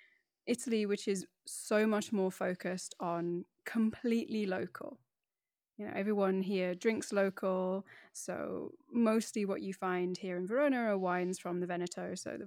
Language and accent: English; Middlesbrough, North East England, United Kingdom; accent: BBC voice; So despite the accent, which I have spent years honing to be my BBC voice, I'm actually from the Northeast. So I'm from a kind of steel industrial town on the northeast coast called Middlesbrough